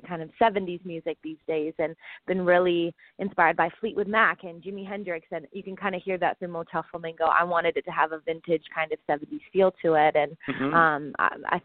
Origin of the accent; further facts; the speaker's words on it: Vancouver, British Columbia, Canada; I grew up in Vancouver. I grew up on the ocean